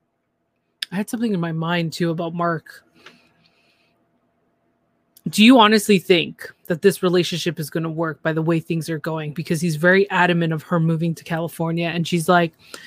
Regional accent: Canada; I'm the Canadian

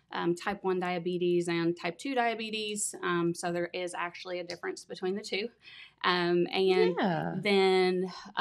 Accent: Minford, Ohio, United States; I'm from Minford, Ohio

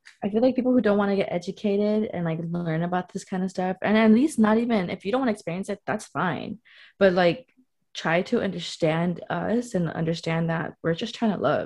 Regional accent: Long Beach, California, United States; now in San Francisco, United States; I come from SoCal, Long Beach

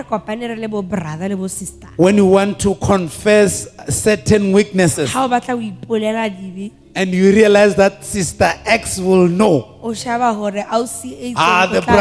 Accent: Venda, Limpopo, South Africa; moved away as an adult; now in Lesotho; I was born in Las Vendas, a place called Las Vendas in South Africa.

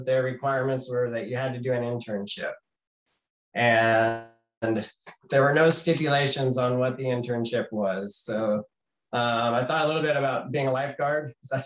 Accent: San Antonio, Texas, United States; moved away as an adult; also born or lived in Knoxville, Tennessee; I grew up in San Antonio

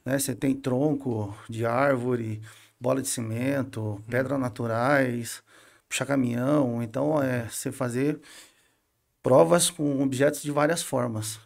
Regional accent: Brazil; na minha quebrada lá, na Miritiba, uhum. na minha cidade

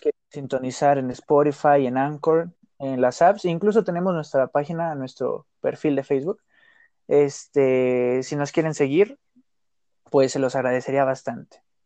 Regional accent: Mexico City, Mexico; Nací aquí en la Ciudad de México, mi mamá es de Zacatecas, mi papá de Pachuca.

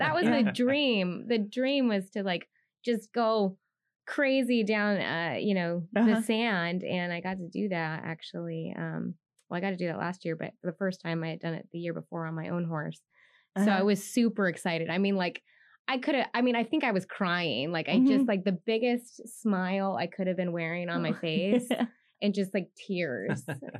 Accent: San Diego, California, United States; our community here in my hometown.

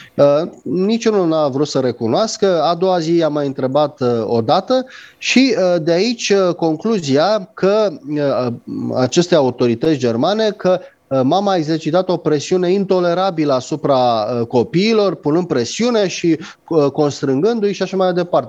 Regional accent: Romania; ca român

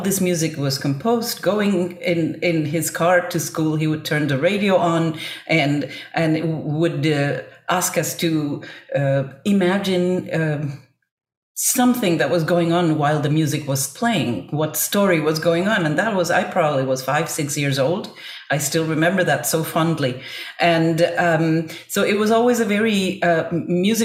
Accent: Buenos Aires, Argentina; growing up in Buenos Aires, Argentina

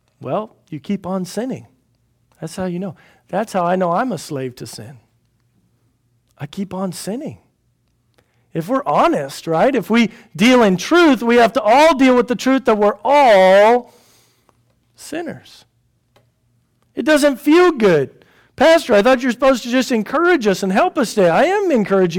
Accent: United States; I'm an American

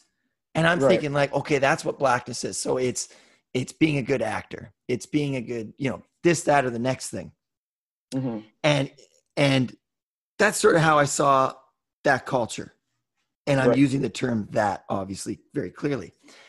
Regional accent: West Coast, United States; And I grew up on the West Coast.

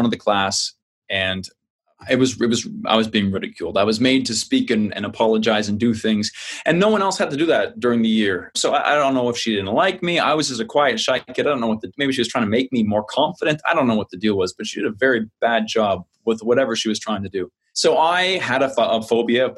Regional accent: New Maryland, New Brunswick, Canada; moved away; I grew up on the East Coast of Canada, small town, New Maryland, outside of Fredericton, New Brunswick, Canada, far on the East Coast

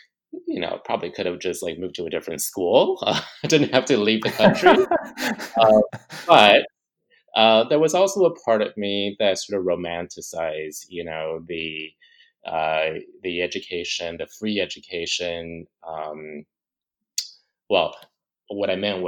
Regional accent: Ames, Iowa, United States; also born or lived in Taiwan; So I was born in Taiwan, and I left Taiwan for the first time when I was about six years old. And we actually moved to Ames, Iowa, in the Midwest.

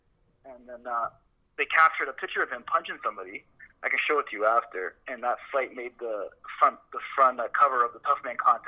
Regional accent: Windsor, Ontario, Canada; moved away as an adult; now in Vancouver, Canada; Three Street in Moy, back in Little Italy

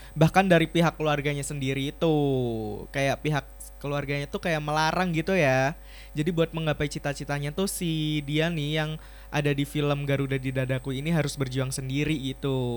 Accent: Batang, Central Java, Indonesia; Aku tuh dari Jawa Tengah ya, daerah Pantura gitu. Kalau nggak tahu tuh di daerah Batang

